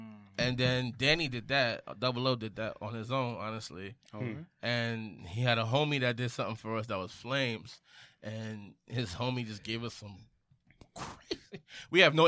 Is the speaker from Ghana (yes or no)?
no; Belize; I'm from Belize too.